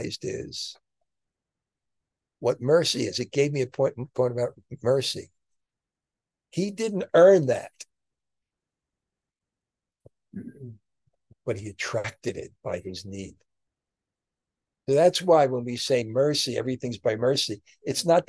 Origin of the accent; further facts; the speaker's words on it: New York, United States; moved away; I'm from New York